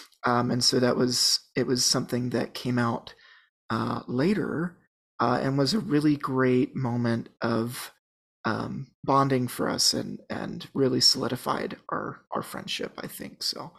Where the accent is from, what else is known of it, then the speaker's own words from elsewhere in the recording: Connecticut, United States; moved away; Ryan served his mission in my hometown in Connecticut. And so that's how I know Ryan, is we met when I was still living in Connecticut when he was a missionary.